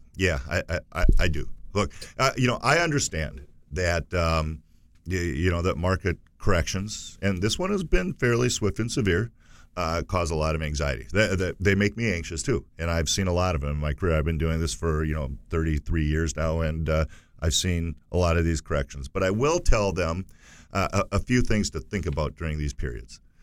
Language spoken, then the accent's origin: English; United States; we as, as, as American consumers